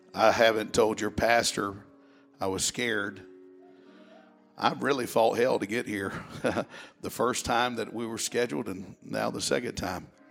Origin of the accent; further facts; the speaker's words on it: South Mississippi, United States; I'm from South Mississippi